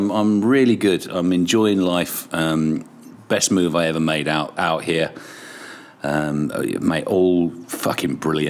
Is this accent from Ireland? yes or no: yes; Kilkenny, Leinster, Ireland; I am. I was born in Ireland. I was born in Kilkenny. And my parents are English, bless them. And I lived about 10 miles outside of the city.